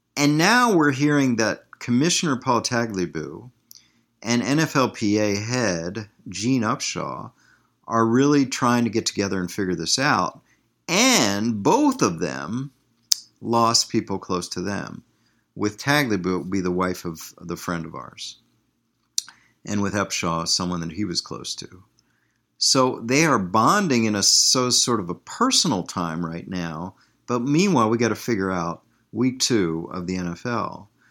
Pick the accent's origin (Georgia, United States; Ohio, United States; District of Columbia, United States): District of Columbia, United States; Washington; moved away as an adult; also born or lived in Green Bay, Wisconsin; I'm from Washington, D.C.